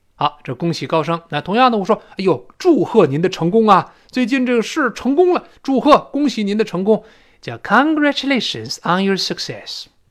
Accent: China; 我们中国人

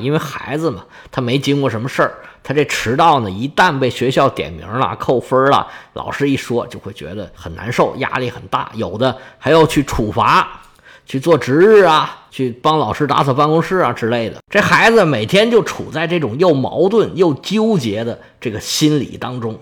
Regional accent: China; 我们中国人

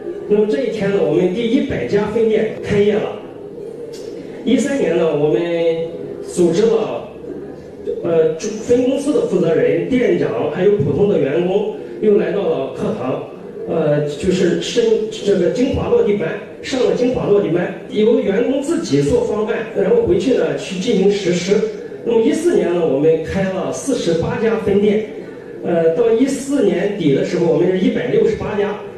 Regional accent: Jinan, Shandong, China; 我来自山东济南，是做是做快餐连锁的。

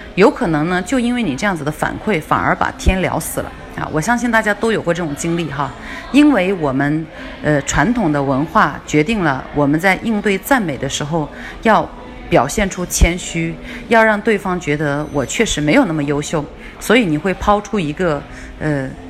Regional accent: China; 我们中国人呢，其实是不太喜欢被夸的

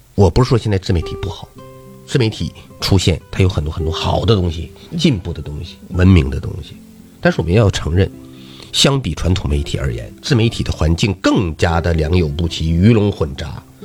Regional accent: Liaoning, China; 唱歌这小伙是咱们辽宁人

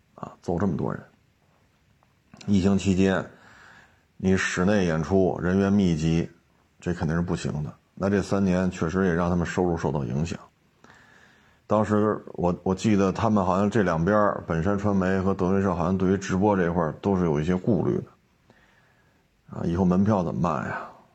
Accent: Beijing, China; 我生在这儿，长在这儿

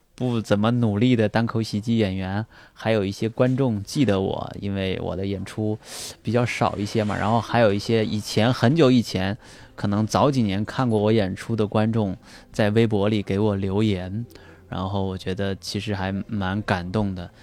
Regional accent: Anhui, China; now in Beijing, China; 我就回到老家，我的老家家安徽

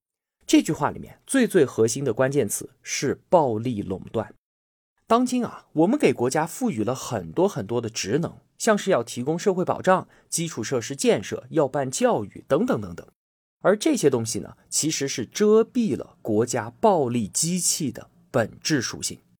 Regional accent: Yunnan, China; 我们云南拥有美丽的自然风光，而且有全国最舒服的气候。欢迎同学们都来我的家乡旅游

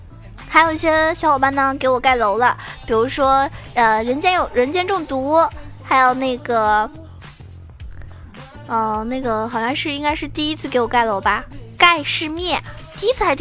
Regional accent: southern China, China; 其实我一般平时我感觉我讲话的话，很少人都听出来我是南方人的，我感觉我自己很豪迈呀。

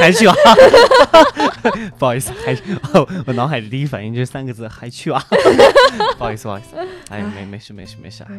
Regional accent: Shanxi, China; 你看我们山西人杰地灵，对吧？

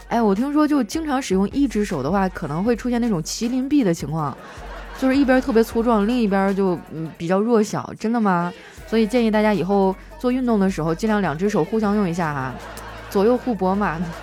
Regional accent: Heilongjiang, China; 我老家是黑龙江的嘛，不靠海，所以那次是我第一次吃海鲜

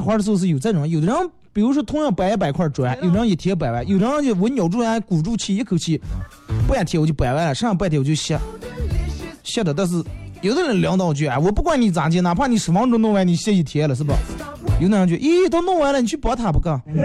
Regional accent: Bayannur, Inner Mongolia, China; 咱们在巴芒长大这种小啊小时候的一些东西

